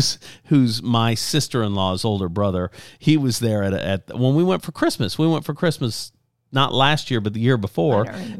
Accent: Lafayette, Louisiana, United States; It was interesting to hear that their number one store is in Lafayette, Louisiana, my hometown.

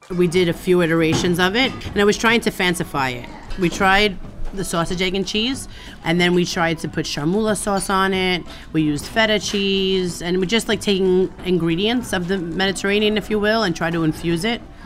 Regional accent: New York, United States; moved away; I'm from New York

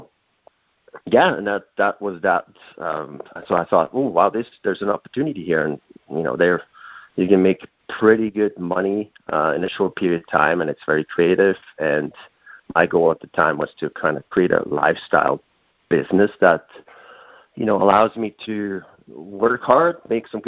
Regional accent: Switzerland; moved away as an adult; now in North Vancouver, Canada; my homeland where I was born in Switzerland

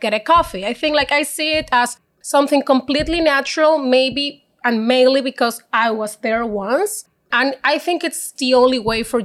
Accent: Maracaibo, Zulia, Venezuela; accent: Spanish; English is a second language; moved away as an adult; now in Canada; I'm not from Caracas. I'm from Maracaibo, a different town in Venezuela

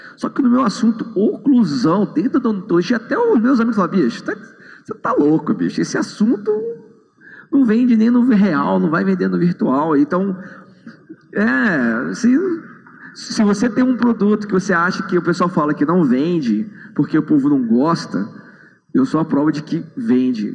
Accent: Brasília, Federal District, Brazil; eu sou de Brasília, eu sou dentista

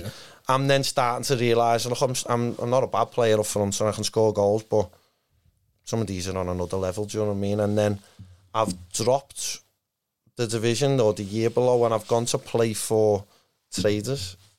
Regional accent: Liverpool, North West England, United Kingdom; by Kirkdale Station. So, I lived by there. Yeah. I grew up there

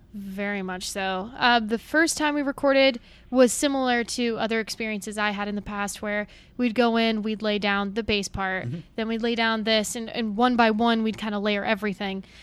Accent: Wyoming, United States; I grew up in Wyoming

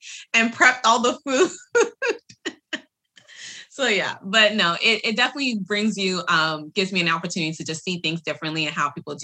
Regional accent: New York, United States; moved away; my hometown, because that's where I was born and raised

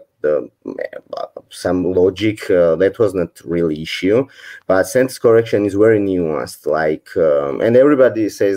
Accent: Georgia; I'm from Georgia originally, and I still live here

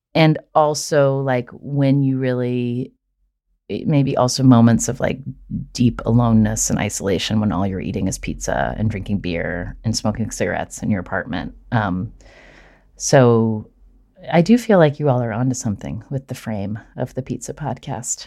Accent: Charleston, West Virginia, United States; my hometown in Charleston

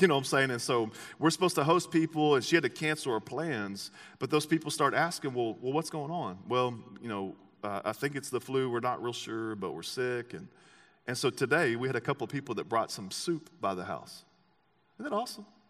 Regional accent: Texas, United States; I'm an American and I'm from Texas

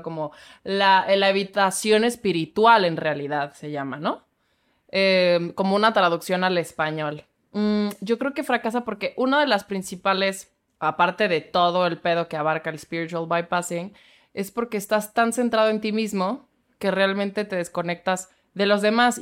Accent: Mexico; accent: fresa; mi pinche acento fresa

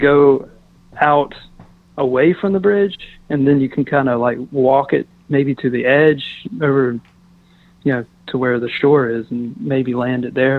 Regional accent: Eastern North Carolina, United States; I'm from Eastern NC

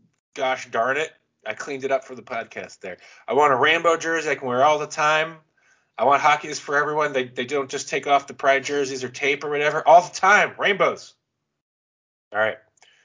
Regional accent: Jacksonville, Florida, United States; also born or lived in Corpus Christi, Texas; now in San Mateo, United States; I'm from the Jacksonville area.

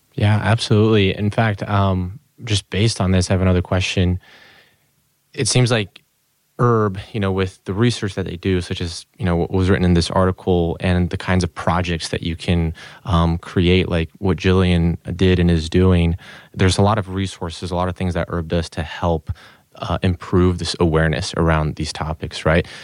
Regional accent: Brazil; moved away; I'm from Brazil, born and raised, but kinda moved all over the place.

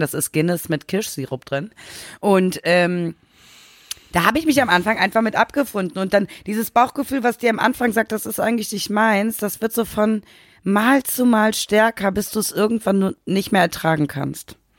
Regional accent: Germany; bei uns in Deutschland

